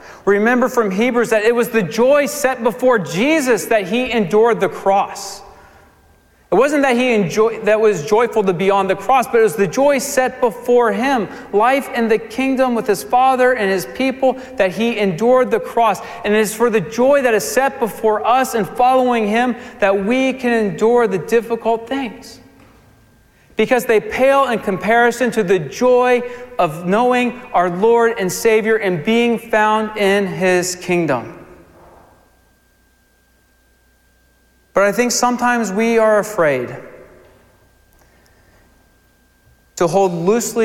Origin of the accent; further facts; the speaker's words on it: Virginia Beach, Virginia, United States; moved away; I'm from Virginia Beach, so we went down to Virginia to spend some time with my parents. And we went to this water park, and it was a water park I went to growing up